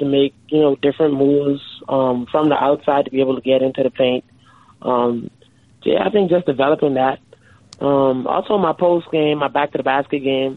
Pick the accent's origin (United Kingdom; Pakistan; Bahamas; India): Bahamas; Freeport, Grand Bahama; moved away; growing up in the Bahamas